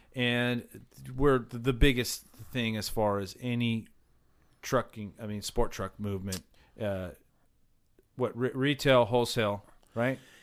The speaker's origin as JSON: {"language": "English", "region": "Southern California", "country": "United States", "tie": "born or raised there", "said": "growing up in SoCal"}